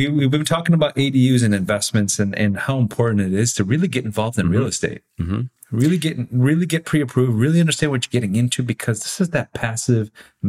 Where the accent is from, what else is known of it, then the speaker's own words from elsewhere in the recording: San Diego, California, United States; Right, first, I say I'm from San Diego.